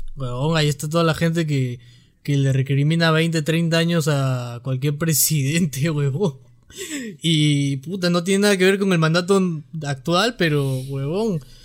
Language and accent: Spanish; Peru; los peruanos somos así